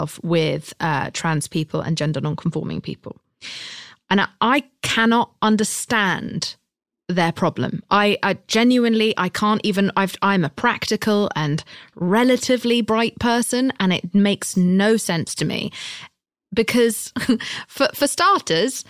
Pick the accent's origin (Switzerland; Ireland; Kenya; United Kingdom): United Kingdom; I'm British